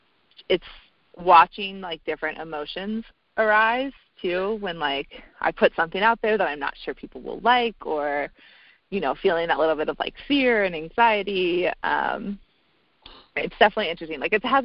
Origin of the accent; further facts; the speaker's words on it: the South, United States; you know, I'm from the South, and I have a lot of liberal political views